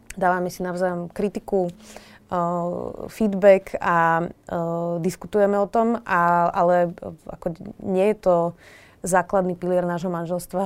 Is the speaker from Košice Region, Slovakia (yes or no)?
no; Bratislava, Bratislava Region, Slovakia; som sa narodila do bratislavskej um, bohatšej rodiny